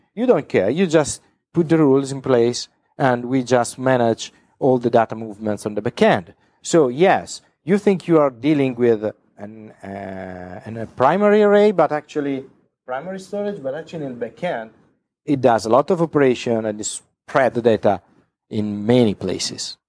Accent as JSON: {"language": "English", "country": "Italy", "said": "I come from Italy"}